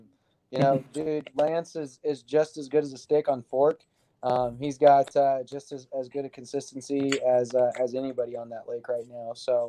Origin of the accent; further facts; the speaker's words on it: Omaha, Nebraska, United States; I'm 29. I'm from Omaha, Nebraska.